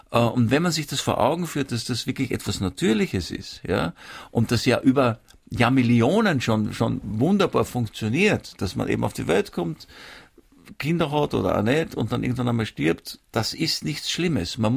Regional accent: Vienna, Austria; Ich bin in Wien aufgewachsen.

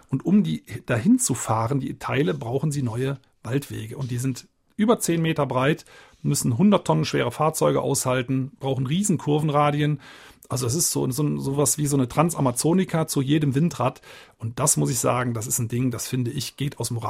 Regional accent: Eifel-Hunsrück, Rhineland-Palatinate, Germany; aus meiner Heimatregion, Eifel-Hunsrück

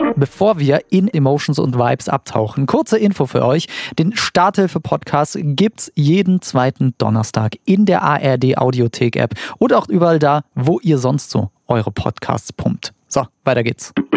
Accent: Saarland, Germany; ich komme aus dem Saarland

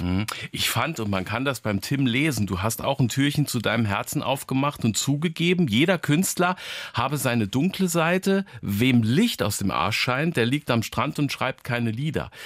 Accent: Zweibrücken, Rhineland-Palatinate, Germany; meiner Heimatstadt Zweibrücken

